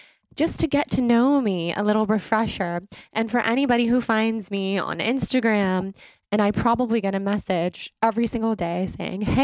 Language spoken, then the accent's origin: English; Sacramento, California, United States; I grew up in Sacramento.